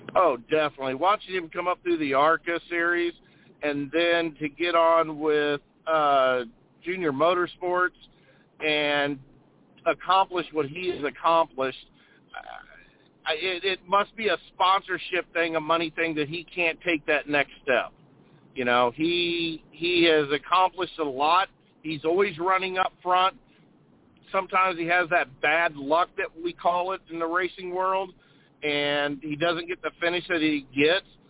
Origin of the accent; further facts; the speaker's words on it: St. Louis, Missouri, United States; growing up in the St. Louis area